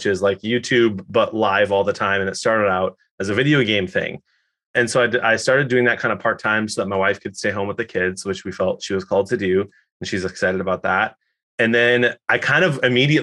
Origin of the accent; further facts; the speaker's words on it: Detroit, Michigan, United States; I was born in Detroit